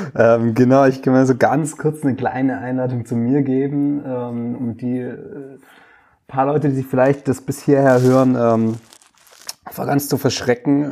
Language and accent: German; Stuttgart area, Baden-Württemberg, Germany; ich wohne ja gerade noch in Stuttgart